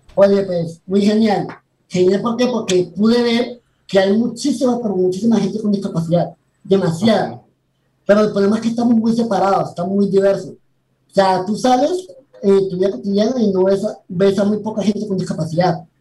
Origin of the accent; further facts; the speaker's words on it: Colombia; also born or lived in Panama City, Panama; Nací en la ciudad de Panamá en el 2003, pero pues fui criado en Colombia. O yo he vivido todo, todo en Colombia